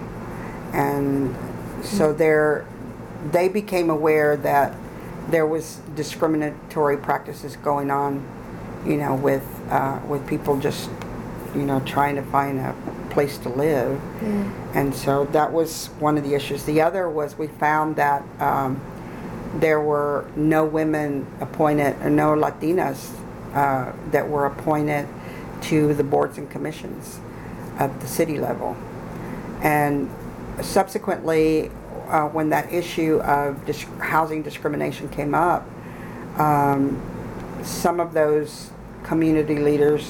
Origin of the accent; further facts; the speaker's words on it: San Marcos, Texas, United States; I grew up here in San Marcos, which was at the time probably about 60% Hispanic